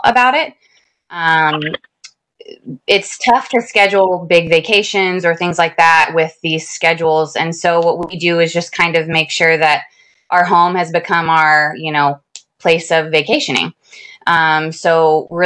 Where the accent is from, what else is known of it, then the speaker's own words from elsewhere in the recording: Florida, United States; moved away as an adult; now in Whispering Pines, United States; We were at Hurlburt for about 3.5 years, which is where we're both from